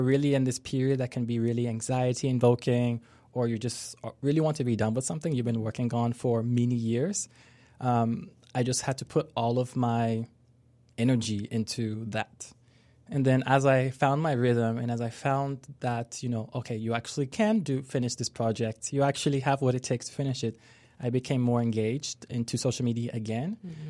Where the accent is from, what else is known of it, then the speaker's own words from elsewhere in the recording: Lebanon; also born or lived in France / Spain / Morocco; So I come from a really diverse background. So growing up in Lebanon, also in France, sometime in Spain and Morocco. So I've been around a lot.